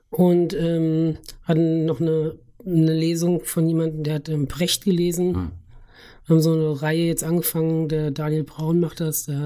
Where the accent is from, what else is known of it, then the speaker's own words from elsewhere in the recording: Schlitz, Hesse, Germany; also born or lived in Lauterbach; äh, ich bin in äh, Lauderbach geboren, ah. aber dann in Schlitz aufgewachsen ja.